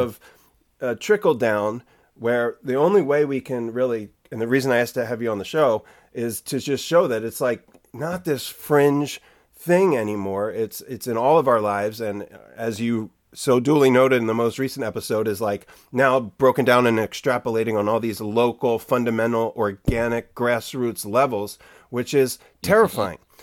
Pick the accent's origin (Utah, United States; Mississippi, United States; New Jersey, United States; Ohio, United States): New Jersey, United States; Jersey Shore; now in Bay Area, United States; I grew up surfing on the Jersey Shore